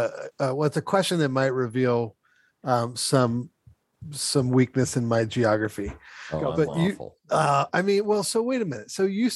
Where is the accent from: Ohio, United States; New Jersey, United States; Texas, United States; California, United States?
Ohio, United States; moved away; I grew up in Ohio.